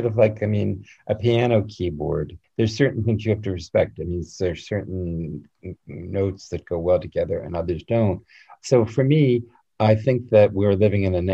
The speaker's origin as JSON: {"language": "English", "town": "Westport", "region": "Connecticut", "country": "United States", "tie": "born or raised there", "moved": "yes", "lives_now": "Paris, France", "said": "I grew up in Westport, Connecticut, which is about 60 miles from New York."}